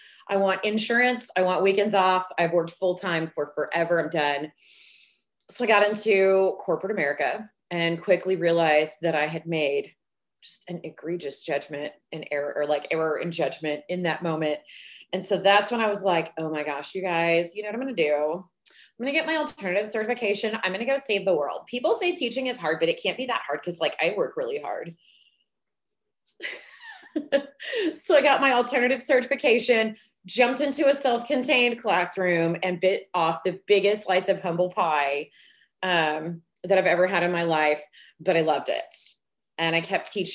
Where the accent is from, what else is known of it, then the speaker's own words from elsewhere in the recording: Dallas, Texas, United States; also born or lived in Oklahoma; I was born in Oklahoma. I didn't get to make that choice, but I'm here now, so don't hold it against me. I have been here since I was three, grew up in the DFW Metroplex